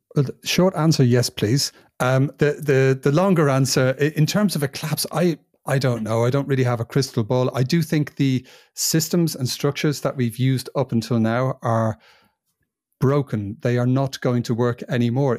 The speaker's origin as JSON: {"language": "English", "region": "England", "country": "United Kingdom", "tie": "born or raised there", "also_born_or_lived": "Ireland", "moved": "as an adult", "lives_now": "Spain", "said": "It's a place that I've lived for the most of my life. 27 years I spent over there"}